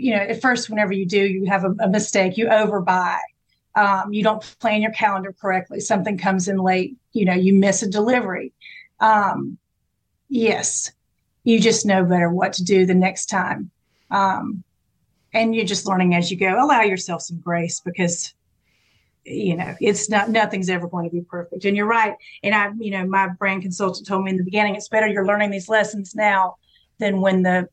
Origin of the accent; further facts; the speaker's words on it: South Georgia, United States; I grew up in South Georgia.